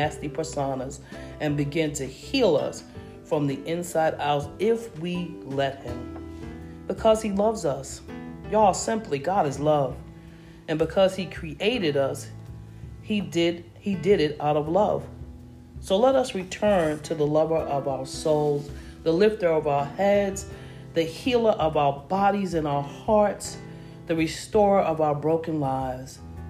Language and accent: English; New York City, New York, United States; Growing up in Harlem during the 60s through the 80s